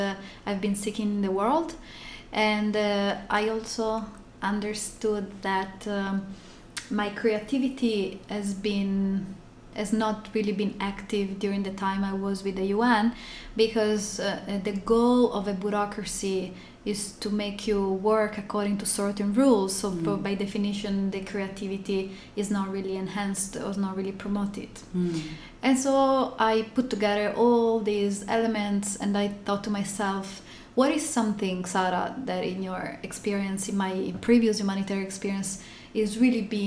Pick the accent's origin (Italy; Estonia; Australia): Italy; moved away as an adult; also born or lived in Turkey; now in California, United States; Originally, I'm from Italy. I moved to California about a year ago.